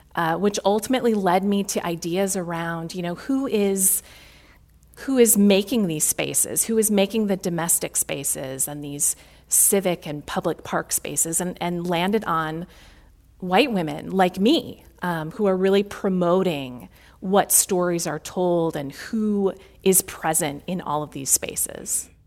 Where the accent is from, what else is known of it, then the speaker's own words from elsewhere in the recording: Chicago, Illinois, United States; a Midwesterner, born and raised in Chicago